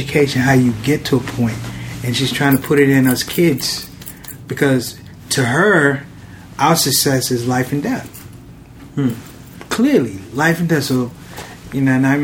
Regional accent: Washington, District of Columbia, United States; I was born in D.C.

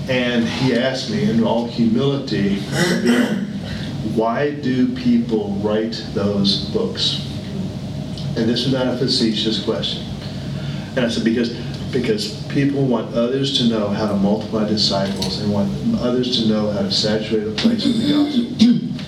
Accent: United States; moved away; I spend most of my life overseas. I'm American. I'm proud to be an American.

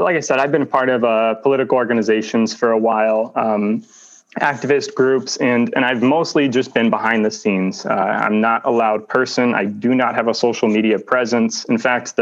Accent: Bloomington, Illinois, United States; also born or lived in Le Roy, Illinois; I am from Bloomington, was born here. I did go to high school in Leroy, had split parents, spent half the time in rural out in the country, Leroy, and the other half the time on West Market Street by the train tracks there

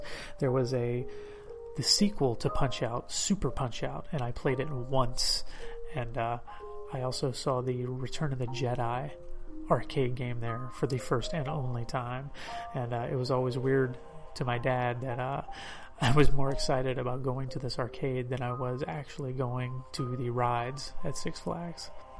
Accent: Birmingham, Alabama, United States; I grew up in Birmingham, Alabama

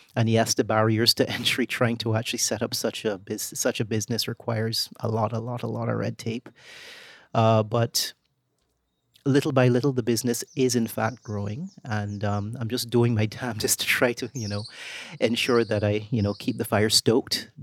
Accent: Barbados; moved away as an adult; also born or lived in Trinidad; I was growing up in Barbados in such a politically stable place

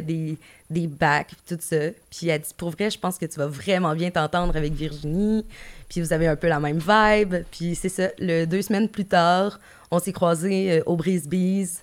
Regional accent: Gaspé, Quebec, Canada; moved away; Je, travaillais en Gaspésie, je viens de Gaspé

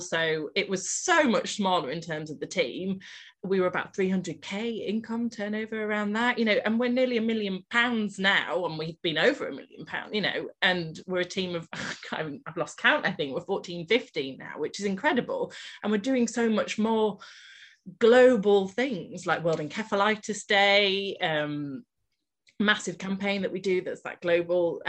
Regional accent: Malton, Yorkshire and the Humber, United Kingdom; also born or lived in south of England; I moved back up to Malton, which is my hometown

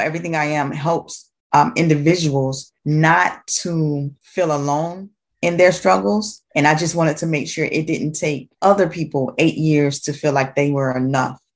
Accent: Jacksonville, Florida, United States; now in Atlantic Beach, United States; I am from Jacksonville, Florida. I currently live in Atlantic Beach, Florida

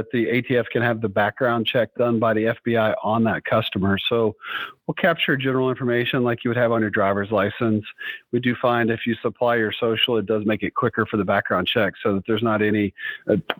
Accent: Southeast, United States; moved away as an adult; now in South Dakota, United States; I'm originally born and raised in the Southeast, but relocated to South Dakota

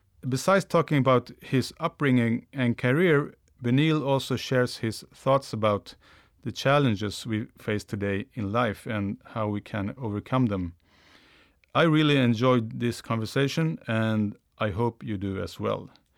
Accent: Sweden; accent: Swedish; English is a second language; my Swedish accent

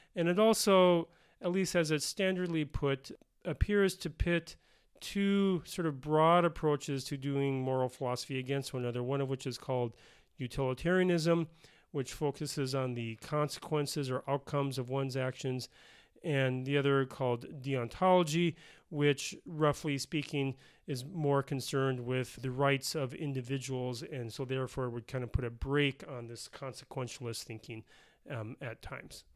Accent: Bloomington, Minnesota, United States; moved away as an adult; also born or lived in Denver, Colorado / Pennsylvania; now in South Dakota, United States; I grew up in Minnesota in the, uh, the suburb of Bloomington, uh, which is a suburb of Minneapolis

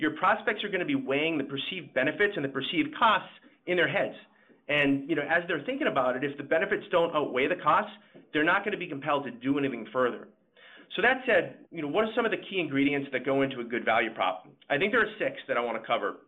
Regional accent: Boston, Massachusetts, United States; I'm from Boston and I tend to speak fast

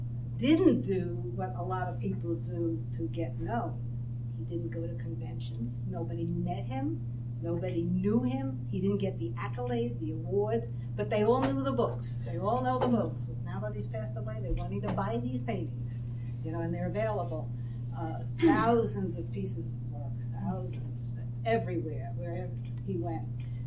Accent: Brooklyn, New York, United States; accent: Brooklyn; I know, I hide it well. I lost my Brooklyn accent years ago.

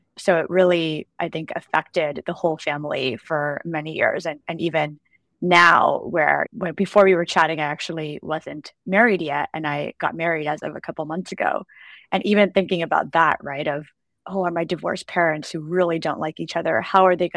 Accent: United States; So they came here from India. I'm Indian American. And I popped out a year later

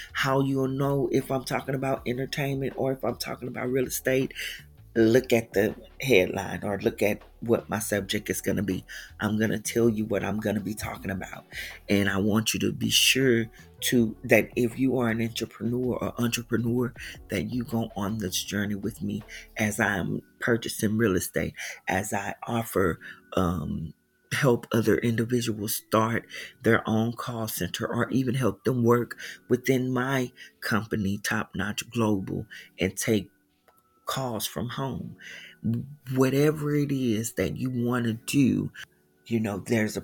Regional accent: Houston, Texas, United States; I am originally from Houston, Texas

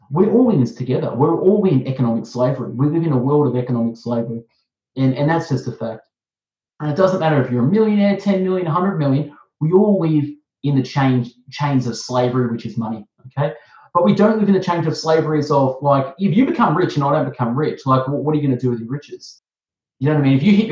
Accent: Melbourne, Victoria, Australia; accent: Aussie; I'm from Melbourne, Australia. I'm Australian. I have an Aussie accent

